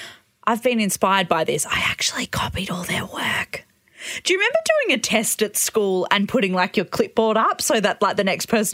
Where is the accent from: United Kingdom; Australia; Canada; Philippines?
Australia; Roleystone, Western Australia; moved away; my hometown. Of? Rolly Stone.